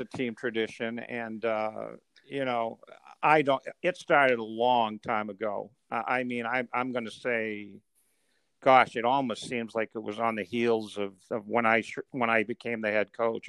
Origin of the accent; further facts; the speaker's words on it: Maine, United States; I grew up in Maine